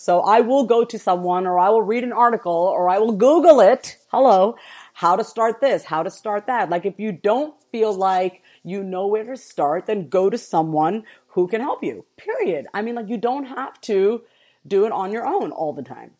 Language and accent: English; East Coast, United States; I am from the East Coast, so this one East Coast term that we have is word is bond